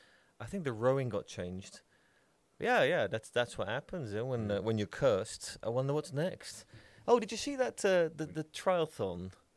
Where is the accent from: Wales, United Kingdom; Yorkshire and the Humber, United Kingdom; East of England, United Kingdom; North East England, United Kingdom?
Yorkshire and the Humber, United Kingdom; Bradford; I'm from Bradford.